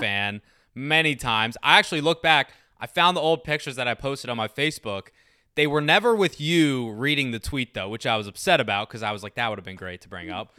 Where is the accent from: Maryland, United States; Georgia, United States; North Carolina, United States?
Maryland, United States; I'm from Maryland